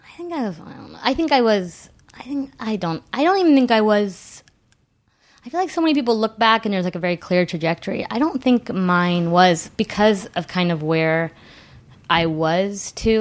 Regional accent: Whittier, California, United States; now in New York, United States; I grew up in Southern California

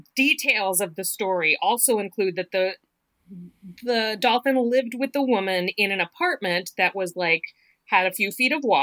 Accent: the South, United States; Maybe that's because I'm from the South.

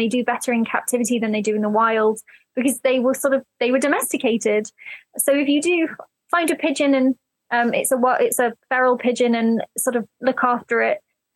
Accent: United Kingdom; growing up in the British countryside

